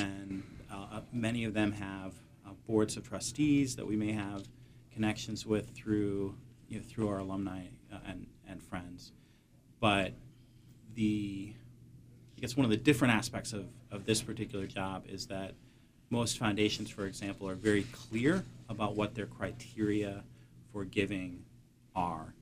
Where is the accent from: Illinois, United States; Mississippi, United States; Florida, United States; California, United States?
Illinois, United States; Peoria; also born or lived in Lake Geneva, Wisconsin; now in Southeastern Massachusetts, United States; adolescence in high school in, in Peoria, Illinois.